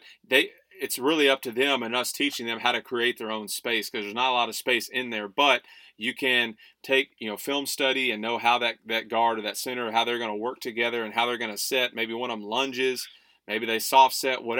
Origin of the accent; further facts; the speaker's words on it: Huntsville, Texas, United States; I grew up born and raised in Huntsville